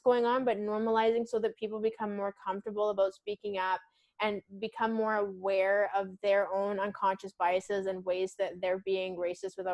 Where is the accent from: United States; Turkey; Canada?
Canada; Victoria, British Columbia; I'm originally from Victoria on Vancouver Island, and where I went to school, it was like right beside, you know, an Indigenous res.